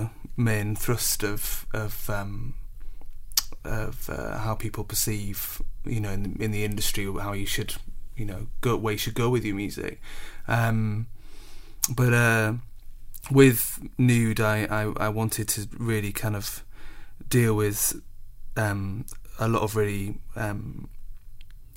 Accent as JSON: {"language": "English", "town": "Scarborough", "region": "Yorkshire and the Humber", "country": "United Kingdom", "tie": "born or raised there", "moved": "yes", "said": "growing up in Scarborough, it's a really wonderful place"}